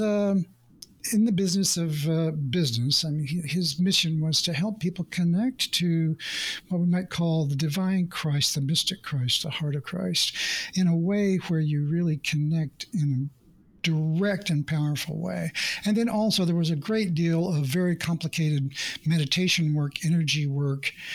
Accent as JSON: {"language": "English", "region": "Oklahoma", "country": "United States", "tie": "born or raised there", "said": "I grew up in the Midwest in Oklahoma, in the United States"}